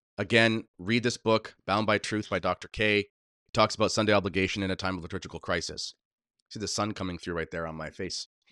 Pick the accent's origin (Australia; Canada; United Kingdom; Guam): Canada; I'm a Canadian patriot through and through, as crazy as this place is, this is m, this is where I, I was born, this is where I learned to skate